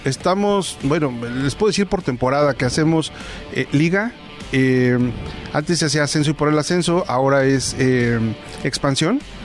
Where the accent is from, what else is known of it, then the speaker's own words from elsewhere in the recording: San Juan Teotihuacán, State of Mexico, Mexico; Soy de San Juan Teotihuacán